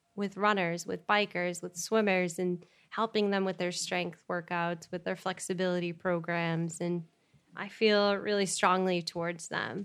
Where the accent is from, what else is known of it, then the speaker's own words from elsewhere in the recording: Chester, New Hampshire, United States; we grew up in Chester, New Hampshire